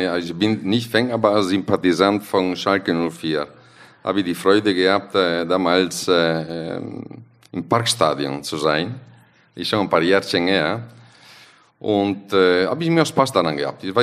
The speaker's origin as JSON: {"language": "German", "country": "Italy", "second_language": "German", "said": "wir sind als äh, Italiener, wir sind leicht zufriedenzustellen, aber eigentlich immer unzufrieden."}